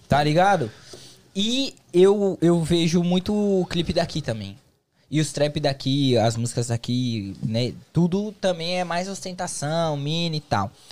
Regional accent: São Paulo, Brazil; now in United States; em São Paulo, eu sou de São Paulo

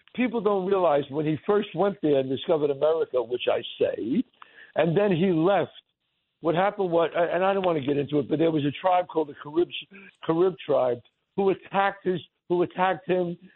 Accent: New York City, New York, United States; I grew up in the Bronx

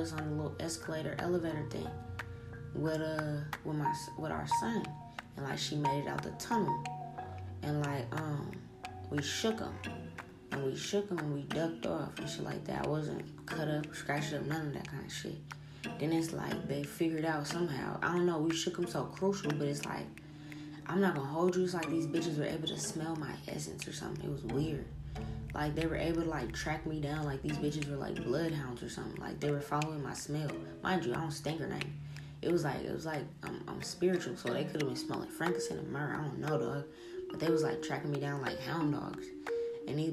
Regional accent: New Orleans, Louisiana, United States; moved away; I'm from New Orleans.

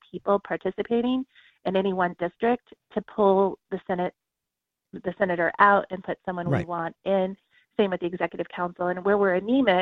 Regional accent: Southern California, United States; moved away as an adult; now in New Hampshire, United States; I grew up in Southern California.

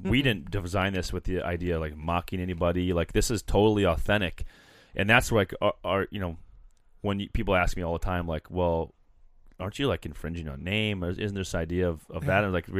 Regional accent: Minnesota, United States; and I'm helping Grey Duck, and I'm from Minnesota.

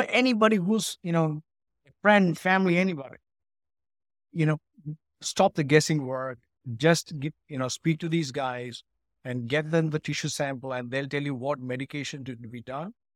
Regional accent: Ooty, Tamil Nadu, India; moved away as an adult; also born or lived in United Kingdom; now in Chicago, United States; I grew up in India. I studied in a school in Ooty

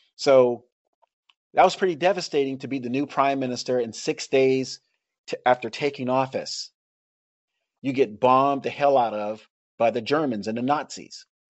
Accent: Tampa, Florida, United States; I grew up in Tampa, Florida, where there's, like, a lot of Cubans

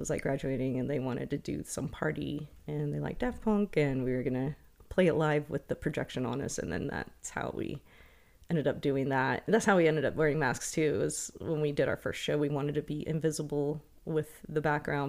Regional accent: The Colony, Texas, United States; also born or lived in Denton, Texas / Corinth, Texas; I was born and raised in Texas, but I grew up in the colony

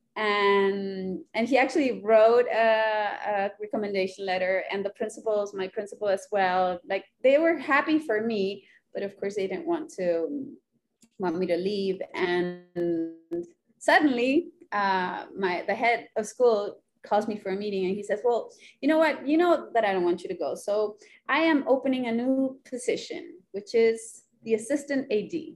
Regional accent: Chile; moved away as an adult; also born or lived in Honduras / Santiago, Chile / United States; now in Rio de Janeiro, Brazil; Then we went back to Chile, and we lived in a city in the north of Santiago, the capital, and I and I lived there for about eight years.

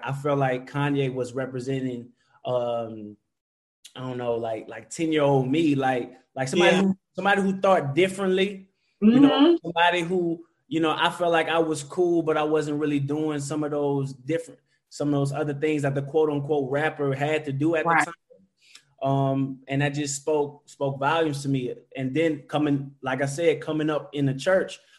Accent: New Orleans, Louisiana, United States; moved away; also born or lived in Dallas; I'm from New Orleans. I claim New Orleans. But after Hurricane Katrina, I moved to Dallas

